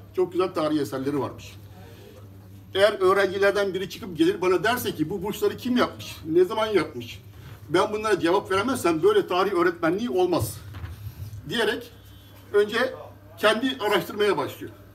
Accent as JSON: {"language": "Turkish", "region": "Bursa", "country": "Turkey", "tie": "born or raised there", "said": "1963 e, Bursa doğumluyum. E, askerlik haricinde Bursa'dan hiç ayrılmadım. Hep Bursa'dayım."}